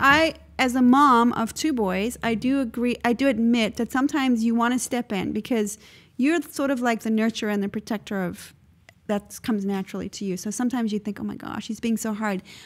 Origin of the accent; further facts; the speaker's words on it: South Africa; moved away; when I grew up in South Africa